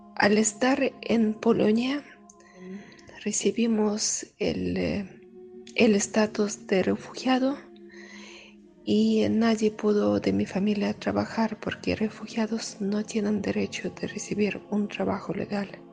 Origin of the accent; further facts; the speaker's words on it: Caucasus, Russia; Spanish is a second language; moved away; Vengo de Rusia, de región de Cáucaso, sur de ex Unión Soviética.